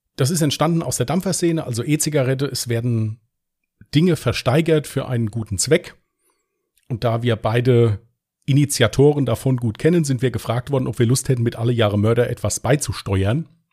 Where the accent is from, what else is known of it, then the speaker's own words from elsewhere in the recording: Westerwald, Rhineland-Palatinate, Germany; Bin aus dem Westerwald